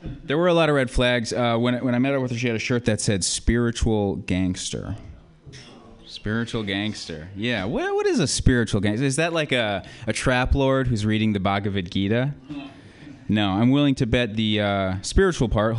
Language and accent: English; Colorado, United States; now in San Francisco, United States; I come from Colorado. We invented mass shootings. First school shooting, Columbine, you know. Really religious place, Colorado. I was raised really religious. And then I came here